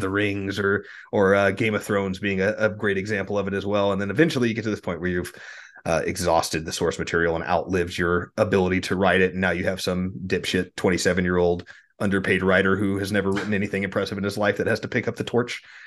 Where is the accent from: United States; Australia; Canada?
United States; Texas; as a Texan